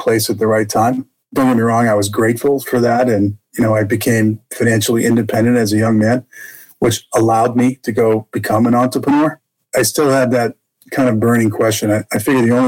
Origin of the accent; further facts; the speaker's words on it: Boston, Massachusetts, United States; also born or lived in Jackson Hole, Wyoming; now in Texas, United States; I was raised in Boston, Massachusetts. You probably hear that in my accent today, although I live in Texas now.